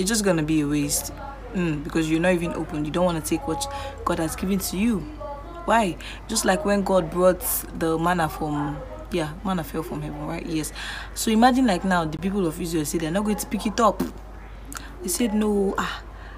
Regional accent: Nigeria; as an African, as a Nigerian

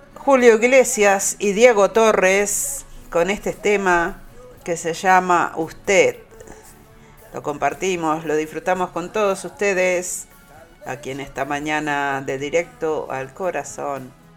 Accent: Montevideo, Uruguay; also born or lived in Belvedere, Montevideo; Nací en Belvedere, pero bueno, después me crié ahí, en, en Pedro Celestino Bausá, dos cuadras del cementerio de la Teja para abajo

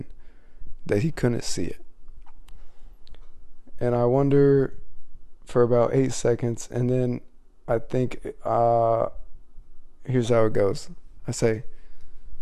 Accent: Midwest, United States; I grew up in the Midwest, so it's real cold

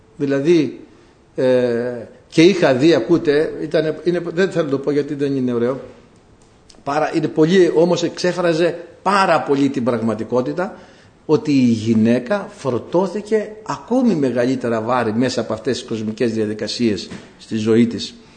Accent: Greece; κατάγομαι από ένα χωριό που έχει βγάλει την πρώτη γυναίκα κοινοτάρχη στην Ελλάδα

